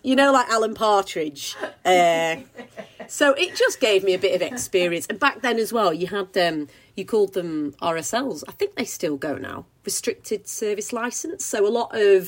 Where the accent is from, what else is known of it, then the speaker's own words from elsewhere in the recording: Preston, North West England, United Kingdom; I'm originally from Preston, from the Northwest